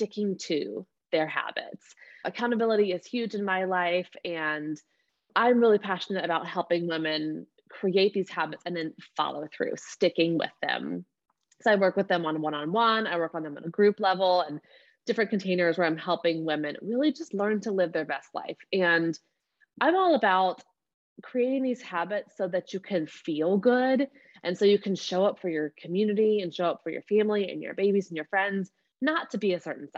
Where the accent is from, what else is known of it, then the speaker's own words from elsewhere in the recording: Georgia, United States; I call myself a bona fide Southern peach. Like, I'm from Georgia, born and raised here